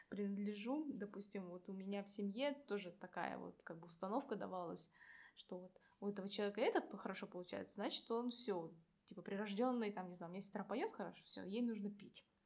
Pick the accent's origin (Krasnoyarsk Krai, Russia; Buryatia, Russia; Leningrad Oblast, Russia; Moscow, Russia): Buryatia, Russia; now in Saint Petersburg, Russia; Вот, я бурятка.